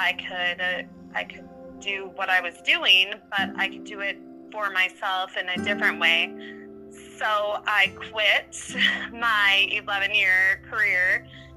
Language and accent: English; Minnesota, United States; also born or lived in Wisconsin; I was born in Wisconsin, but we moved to Minnesota when I was very young.